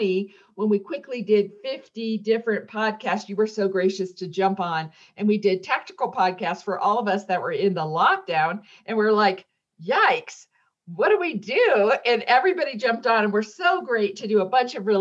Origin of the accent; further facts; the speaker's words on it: Indiana, United States; also born or lived in Worcester, Massachusetts; I grew up in Indiana in the Midwest